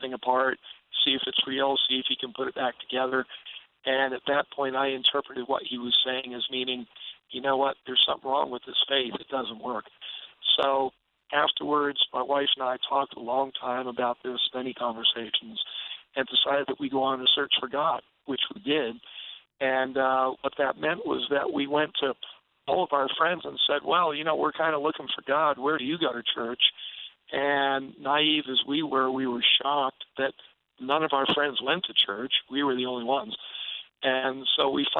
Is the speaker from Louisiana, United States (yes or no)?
no; New York, United States; I was raised in New York